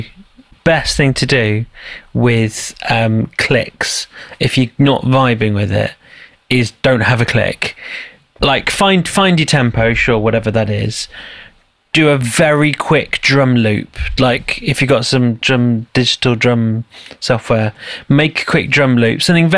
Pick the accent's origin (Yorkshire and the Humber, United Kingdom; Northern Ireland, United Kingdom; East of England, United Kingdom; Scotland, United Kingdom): Yorkshire and the Humber, United Kingdom; Leeds; Because I'm from Leeds. I'm from Leeds. I know I ain't got the accent anymore, but I am.